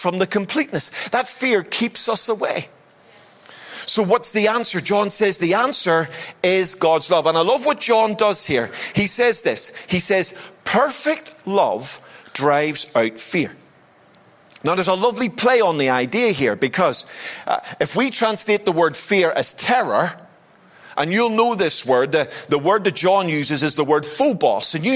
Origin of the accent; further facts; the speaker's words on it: Belfast, Northern Ireland, United Kingdom; I was raised in Belfast, and I grew up in Belfast during the Troubles.